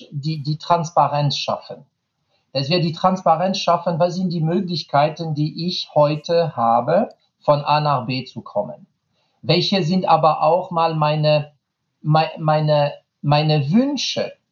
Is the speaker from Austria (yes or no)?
no; France; German is a second language; tut mir leid als Franzose, ich habe einen Vintage-Fahrrad äh, von Peugeot